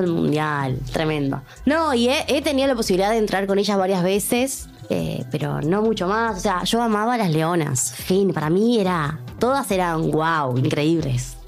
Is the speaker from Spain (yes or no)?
no; Córdoba, Argentina; moved away as an adult; now in Netherlands; yo soy de Córdoba y estaba acá en Buenos Aires con una concentración junior